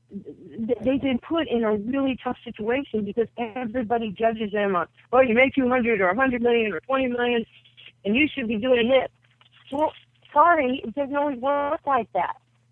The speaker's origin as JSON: {"language": "English", "region": "New York", "country": "United States", "tie": "born or raised there", "said": "I was a poor kid from a one-parent family growing up in New York. We had no father, no heat, no lights."}